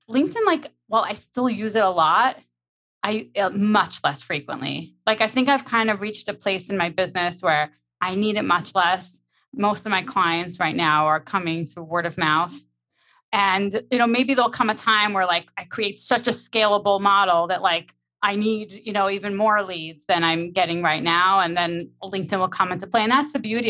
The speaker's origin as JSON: {"language": "English", "region": "New York", "country": "United States", "said": "I'm like from New York, like we're very fast paced"}